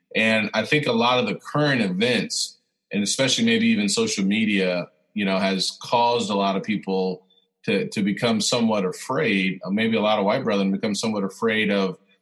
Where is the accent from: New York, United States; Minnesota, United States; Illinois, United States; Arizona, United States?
Illinois, United States; Central; I was born in Central Illinois